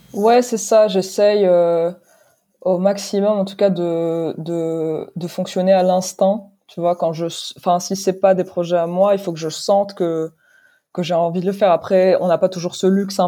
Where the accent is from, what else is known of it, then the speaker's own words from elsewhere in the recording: Morocco; moved away as an adult; also born or lived in London; now in France; je suis née, j'ai grandi au Maroc